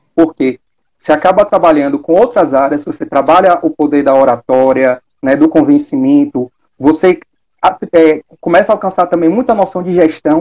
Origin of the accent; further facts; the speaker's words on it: Salvador, Bahia, Brazil; eu sou daqui de Salvador